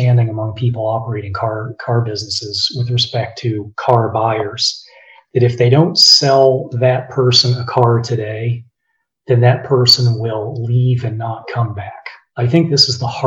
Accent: Blacksburg, Virginia, United States; I grew up in Blacksburg, Virginia

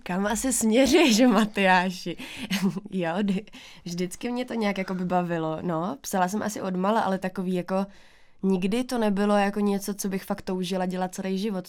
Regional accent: Bohumín, Moravian-Silesian Region, Czechia; moved away as an adult; also born or lived in Ostrava; now in Prague, Czech Republic; jsem tam vyrůstala já

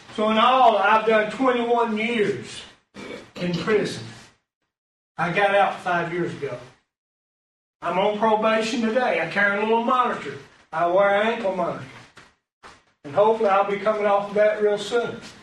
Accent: Alabama, United States; moved away as an adult; also born or lived in Virginia; I'm from Alabama

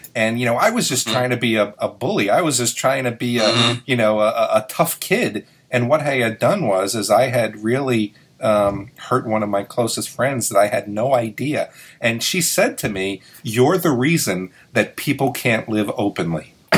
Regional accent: New York City, New York, United States; moved away; I grew up in New York City and it was a rough area to grow

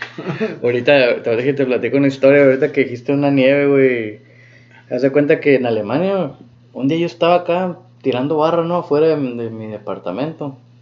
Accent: Mexico; moved away; also born or lived in United States; como católicos que crecimos en México

